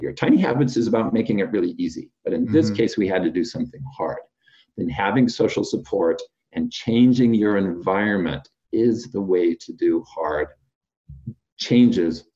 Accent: Fresno, California, United States; I'm from Fresno, California. I grew up there

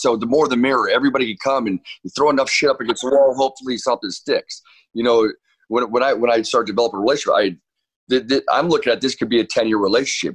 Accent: Orange, California, United States; also born or lived in New York / Costa Mesa, California; now in Newport Beach, United States; I grew up in the city of Orange

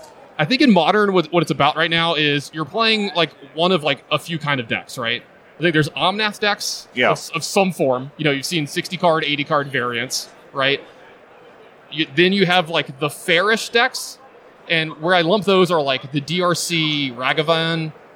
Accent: Bettors, Louisiana, United States; also born or lived in Las Vegas; I'm in from Bettors, Louisiana.

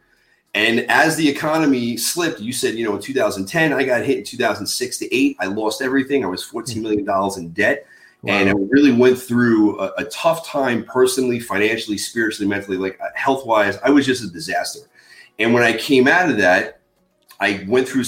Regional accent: Long Island, New York, United States; born and raised in Long Island, New York

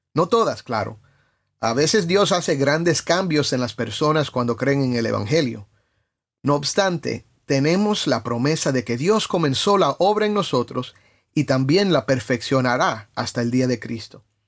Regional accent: Cuba

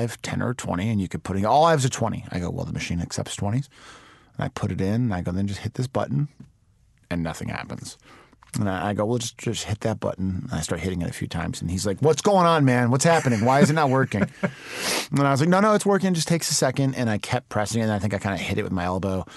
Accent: Chicago, Illinois, United States; I grew up in the city, and when you grow up in Chicago, you know every single suburb

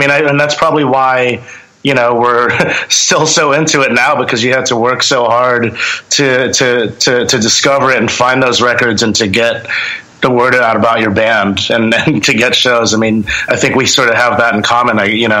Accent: Long Island, New York, United States; Yeah, I actually was born and raised in Long Island. You know, music over there was always sort of prevalent anywhere you go, you know.

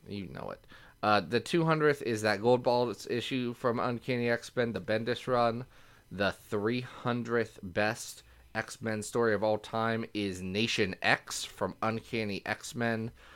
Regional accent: Ohio, United States; I'm just from Ohio

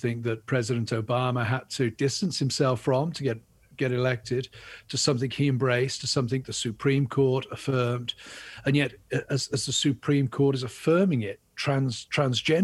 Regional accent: England, United Kingdom; now in United States; I'm English

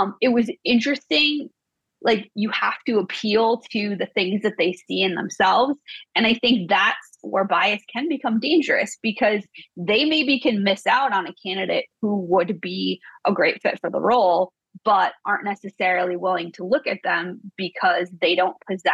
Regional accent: Midwest, United States; I came from the Midwest

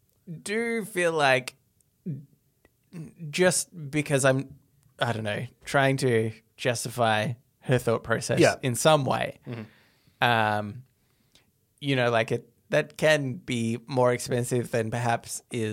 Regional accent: Midwest, United States; We're from the Midwest.

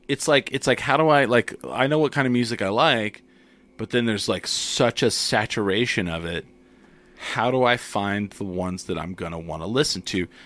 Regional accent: Clovis, New Mexico, United States; also born or lived in Grady, New Mexico; I grew up in Clovis, but, like, w, we moved

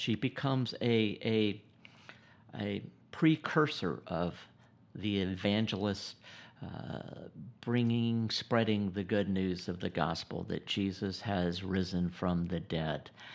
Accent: South Georgia, United States; also born or lived in Gainesville, Georgia; born and raised in the South, South Georgia

